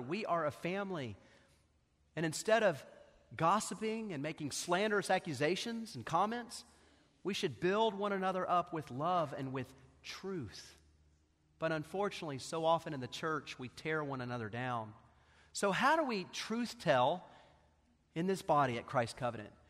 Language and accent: English; Knoxville, Tennessee, United States; I grew up here in Knoxville